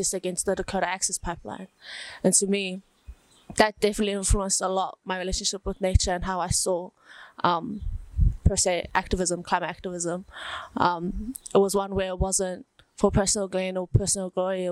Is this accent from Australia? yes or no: no; Auckland, New Zealand; also born or lived in Savai'i, Samoa; Born and raised in Mangere, South Auckland, from the villages of Whareai and Sungunge in Sawa'i, Samoa.